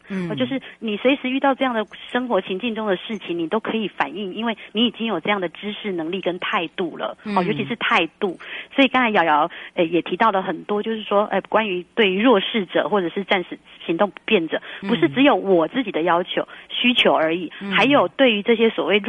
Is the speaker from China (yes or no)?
no; Taiwan; 我们闽南人安龟龟也很平安，也是很福气的。